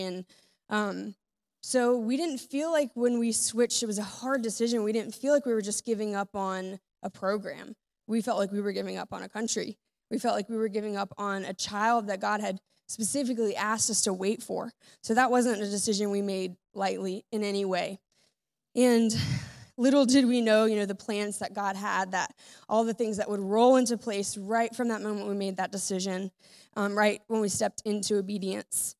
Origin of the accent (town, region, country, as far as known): United States